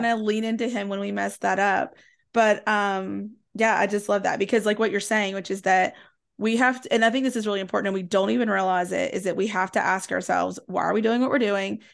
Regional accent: Southwest Virginia, East Tennessee, United States; I grew up in East Tennessee, Southwest Virginia

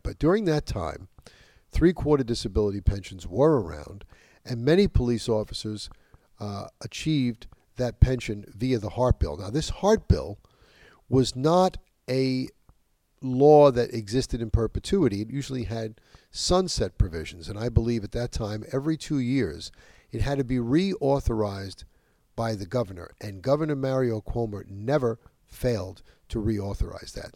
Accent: New York, United States; In my home state of New York, this is absolutely true.

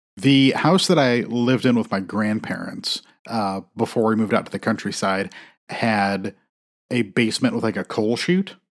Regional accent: South Bend, Indiana, United States; I grew up, like, I was born in South Bend

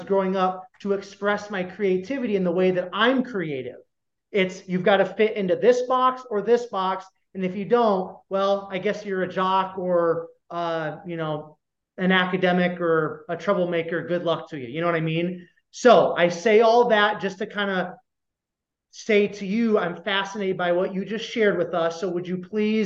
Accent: Iowa, United States; growing up in Iowa

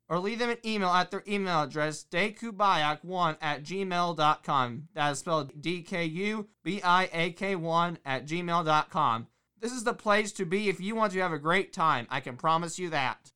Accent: Bloomington, Indiana, United States; my hometown, the city of Bloomington, Indiana

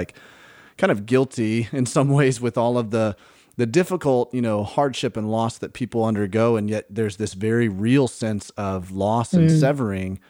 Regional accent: Birmingham, Alabama, United States; moved away; I grew up in Birmingham.

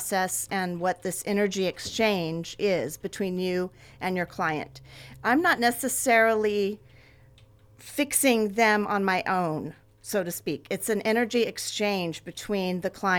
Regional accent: Ventura, California, United States; I grew up here. This is my hometown

